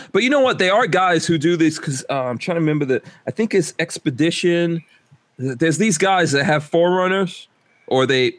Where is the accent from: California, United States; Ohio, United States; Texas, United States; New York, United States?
New York, United States; New York City; also born or lived in Guyana; now in Florida, United States; When I grew up in New York, I grew up in Far Rockaway, Queens.